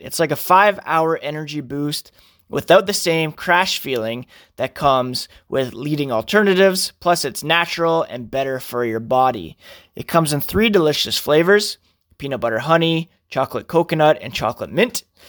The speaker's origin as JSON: {"language": "English", "town": "Toronto", "region": "Ontario", "country": "Canada", "tie": "born or raised there", "said": "I grew up in Ontario. I was born in Toronto."}